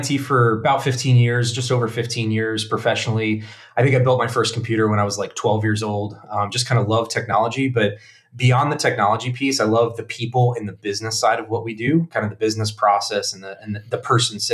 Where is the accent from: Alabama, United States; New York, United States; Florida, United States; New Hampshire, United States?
Florida, United States; South; live in South Florida. I was born and raised here